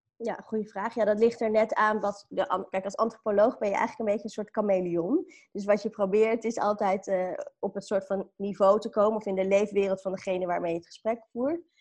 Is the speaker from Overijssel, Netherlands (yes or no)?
no; Amstelveen, North Holland, Netherlands; also born or lived in Sri Lanka; ik ben opgegroeid in Amstelveen